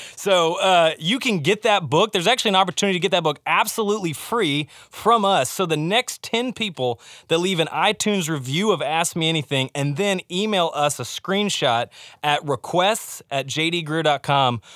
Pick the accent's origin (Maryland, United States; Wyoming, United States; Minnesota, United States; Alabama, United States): Alabama, United States; I'm from Alabama